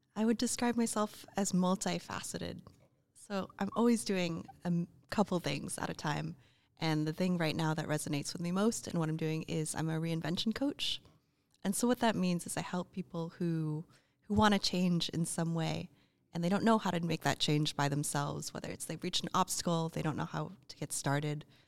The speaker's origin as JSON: {"language": "English", "country": "United States", "also_born_or_lived": "Oregon / Chicago / Austin, Texas / Australia", "said": "we're both American"}